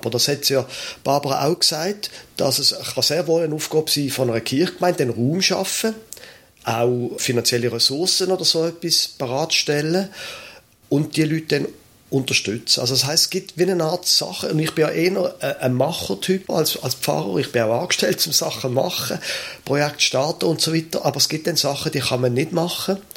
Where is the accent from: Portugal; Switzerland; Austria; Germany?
Switzerland; Basel, Basel-Stadt; Ich bin in Basel aufgewachsen.